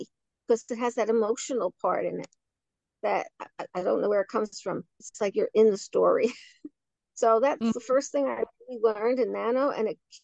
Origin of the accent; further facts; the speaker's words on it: New York City, New York, United States; I was born in Williamsburg, Brooklyn